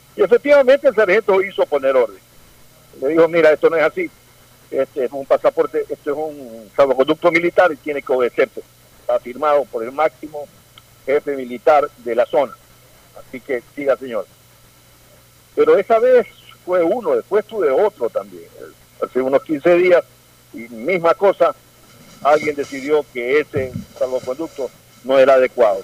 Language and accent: Spanish; Ecuador; como ecuatoriano